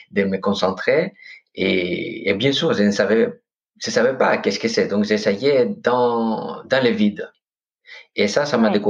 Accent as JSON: {"language": "French", "town": "Corfu", "region": "Ionian Islands", "country": "Greece", "second_language": "French", "moved": "yes", "lives_now": "France", "said": "moi, je suis grec. Ok, je viens de Corfou, d'une île paradisiaque, ah vraiment."}